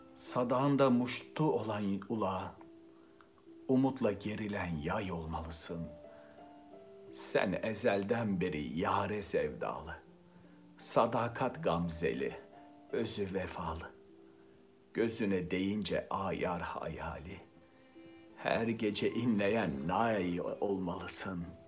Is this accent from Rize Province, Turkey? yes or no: no; Istanbul, Turkey; moved away as an adult; now in Paris, France; Boğaz içi. En dar yerinde büyüdüm.